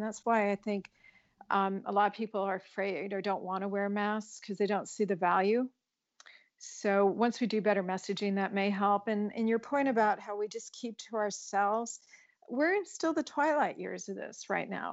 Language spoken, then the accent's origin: English; Colorado, United States; I grew up in Colorado